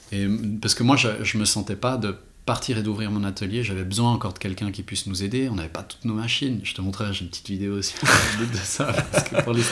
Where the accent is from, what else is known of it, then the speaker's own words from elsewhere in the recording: Renan, Bern, Switzerland; moi je viens de Renan